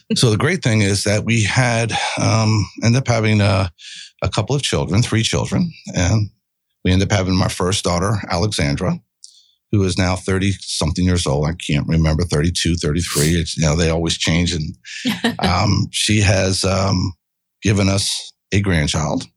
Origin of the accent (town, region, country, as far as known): Miramar, Florida, United States; born or raised there; moved away as an adult; also born or lived in Miami, Florida